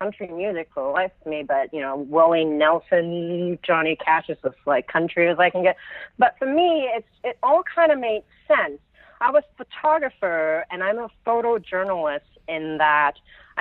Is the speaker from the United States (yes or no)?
no; Hong Kong; moved away; I grew up in Hong Kong. I'm British from Hong Kong